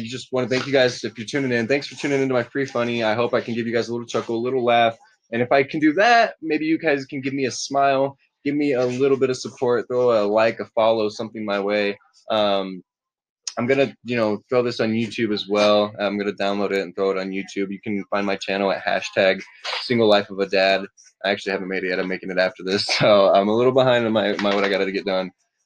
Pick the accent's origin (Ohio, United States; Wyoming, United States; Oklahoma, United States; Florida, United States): Florida, United States; I'm from Florida.